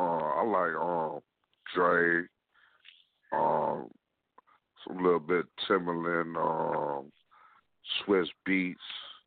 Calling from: Lansing, Michigan, United States; I'm calling from Lansing, Michigan

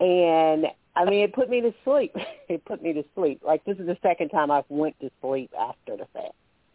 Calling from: Alabama, United States; I'm calling from Alabama.

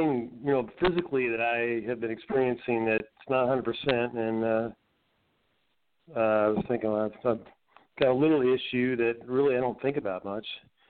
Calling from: Asheville, North Carolina, United States; I'm in Asheville, North Carolina.

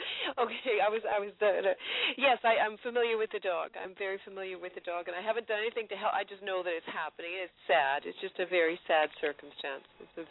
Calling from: Vancouver, British Columbia, Canada; I'm calling from Vancouver area, British Columbia.

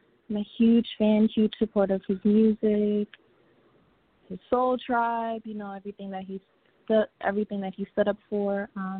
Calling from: Maryland, United States; I'm calling from Maryland.

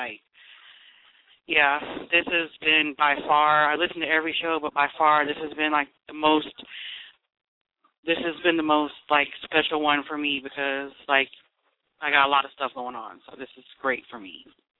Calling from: Tallahassee, Florida, United States; I'm calling from Tallahassee.

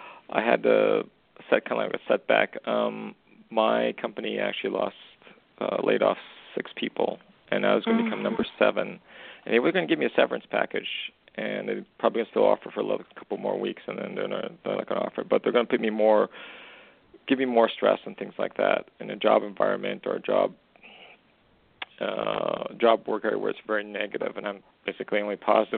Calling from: Western Canada, Canada; I'm calling from Canada, Western Canada.

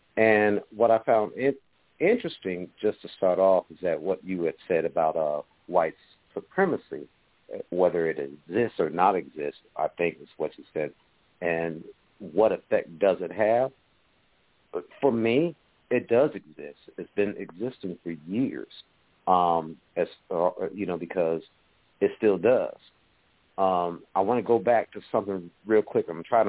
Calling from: Atlanta, Georgia, United States; I'm calling from Atlanta, Georgia.

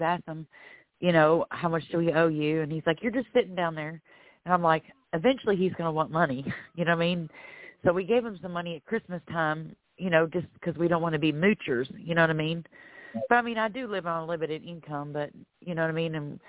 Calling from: Florida, United States; I'm calling from Florida.

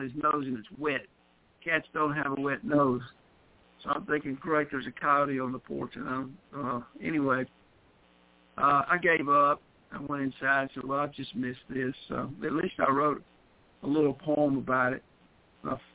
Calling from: West Tennessee, United States; I am 731, and I'm calling from West Tennessee.

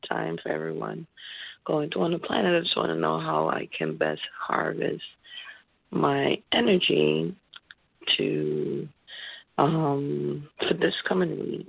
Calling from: Connecticut, United States; I'm calling in from Connecticut.

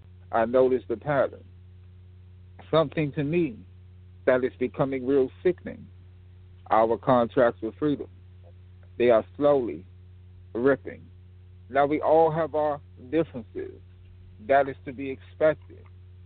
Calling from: Fort Washington, Maryland, United States; And I'm calling from the Fort Washington area, Fort Washington, Maryland area.

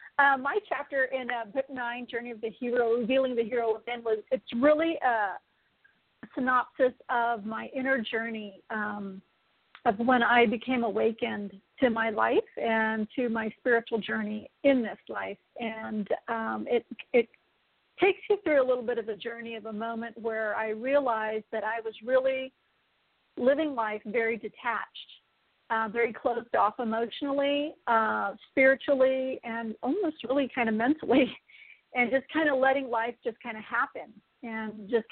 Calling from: San Diego, California, United States; I'm calling in from sunny San Diego, California.

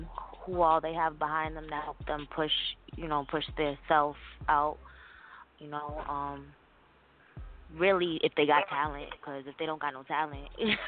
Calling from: Orlando, Florida, United States

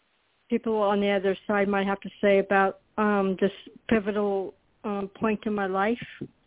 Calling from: Florida, United States

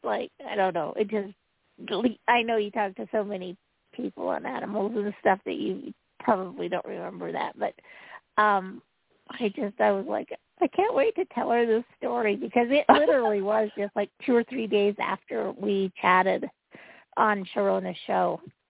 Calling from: Utah, United States

